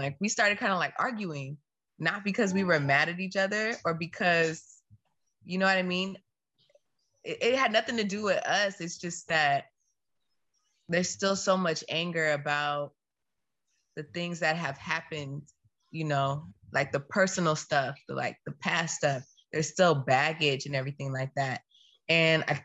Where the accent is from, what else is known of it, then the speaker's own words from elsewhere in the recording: United States; I'm American